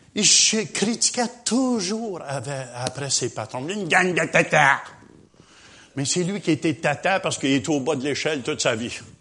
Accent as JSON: {"language": "French", "region": "Quebec", "country": "Canada"}